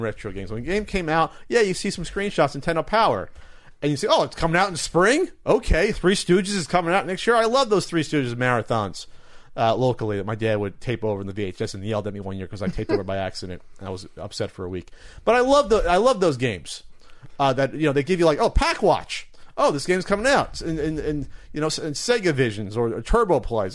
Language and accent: English; New Jersey, United States; New Jersey, my home state.